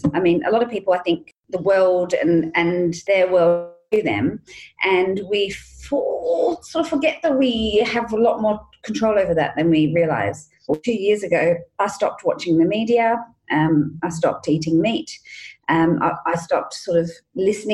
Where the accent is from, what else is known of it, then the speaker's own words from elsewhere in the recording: England, United Kingdom; I grew up in England